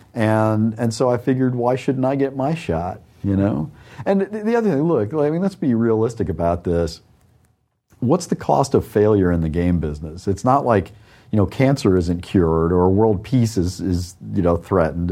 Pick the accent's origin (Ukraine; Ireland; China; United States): United States; New York; also born or lived in Chicago / Wisconsin; now in Austin, United States; I grew up on the East Coast